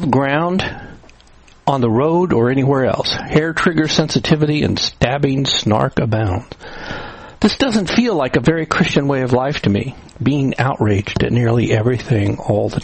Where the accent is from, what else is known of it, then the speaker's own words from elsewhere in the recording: New Castle, Indiana, United States; also born or lived in Cleveland, Ohio; now in Orwell, Pennsylvania, United States; I grew up in Newcastle, Indiana, the home of the world's largest high school field house